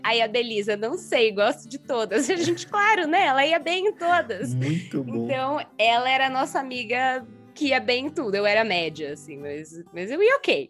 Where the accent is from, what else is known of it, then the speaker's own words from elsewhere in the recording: São Bernardo do Campo, São Paulo, Brazil; Sou nascida, criada, enraizada aqui em São Bernardo do Campo.